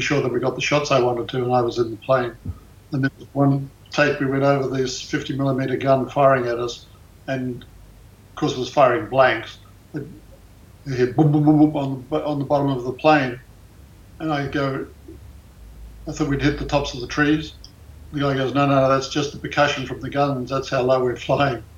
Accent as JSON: {"language": "English", "country": "Australia", "tie": "born or raised there", "moved": "yes", "lives_now": "United States", "said": "I was born in Australia."}